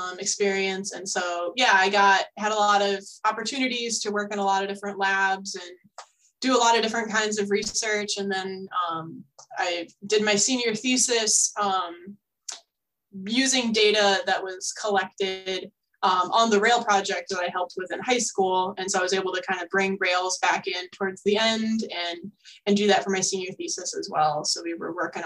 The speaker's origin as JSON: {"language": "English", "region": "Northwestern Ohio", "country": "United States", "tie": "born or raised there", "said": "I grew up in Northwestern Ohio"}